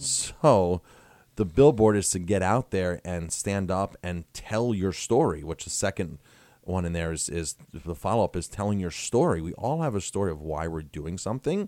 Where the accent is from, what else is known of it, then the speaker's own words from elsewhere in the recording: Ellenville, New York, United States; also born or lived in Colorado Springs, Colorado; it's my hometown, and I'm trying to make my hometown a better place.